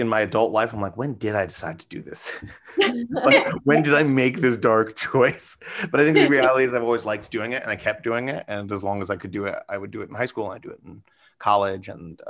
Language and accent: English; New York City, New York, United States; I'm from New York City, born and raised, and still here